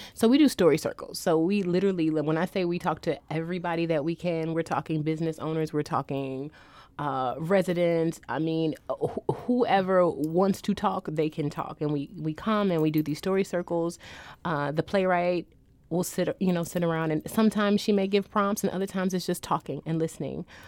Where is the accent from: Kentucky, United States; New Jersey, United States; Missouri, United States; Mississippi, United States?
Missouri, United States; St. Louis; I'm from St. Louis